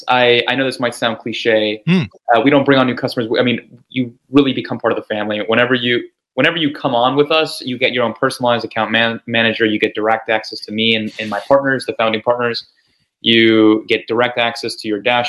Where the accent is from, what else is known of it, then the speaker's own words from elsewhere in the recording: Chile; I'm actually originally from Chile. I live in South America